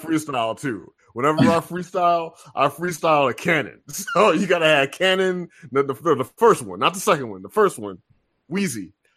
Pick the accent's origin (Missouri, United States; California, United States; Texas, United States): Missouri, United States; I'm from Missouri